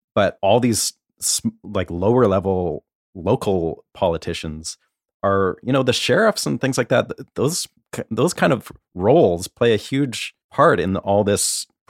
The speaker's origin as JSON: {"language": "English", "country": "Canada", "moved": "yes", "lives_now": "United States", "said": "as a Canadian living in this country"}